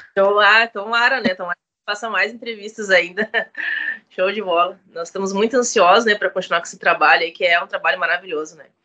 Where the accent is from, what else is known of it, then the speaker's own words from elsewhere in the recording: Montenegro and Porto Alegre, Rio Grande do Sul, Brazil; Na verdade, eu nasci em Alegrete, mas eu vivi a minha vida inteira em Montenegro e Porto Alegre